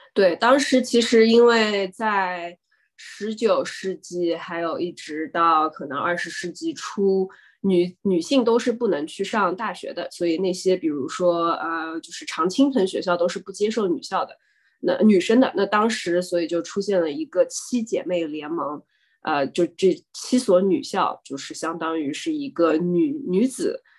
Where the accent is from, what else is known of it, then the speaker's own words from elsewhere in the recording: Shanghai, China; moved away as an adult; also born or lived in Massachusetts, United States; now in United States; 我是上海人，然后呢，高中是在市三女中读的